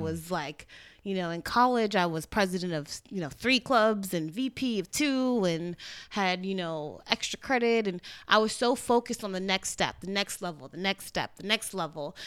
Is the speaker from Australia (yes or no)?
no; Trinidad & Tobago; also born or lived in Orlando; I'm Trinidadian